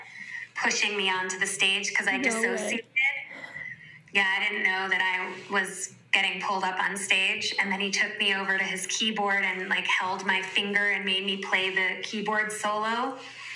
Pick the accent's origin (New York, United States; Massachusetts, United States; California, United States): New York, United States; New York City; I grew up in New York City, like total born and raised New York City girl in an Italian and Jewish community.